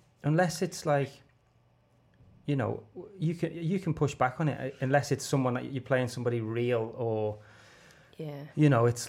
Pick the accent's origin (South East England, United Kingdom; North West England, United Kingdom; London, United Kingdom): North West England, United Kingdom; Liverpool; accent: Scouse; Is that you need to change your accent because you're not going to get cast as a Scouser. You're just not. So I, you know, was trying to change the accent.